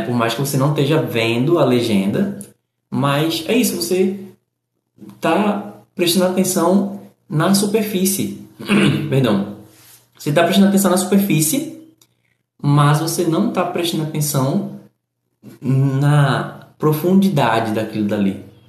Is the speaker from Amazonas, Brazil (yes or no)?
no; Recife, Pernambuco, Brazil; eu que sou do Nordeste, sou do Recife